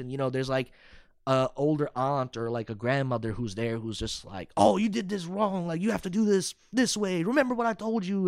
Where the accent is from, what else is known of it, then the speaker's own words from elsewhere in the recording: Irving, Texas, United States; also born or lived in Arlington, Texas / Euless, Texas / Dallas, Texas / Plano, Texas; I grew up in Irving, but then I also was in Arlington and then Euless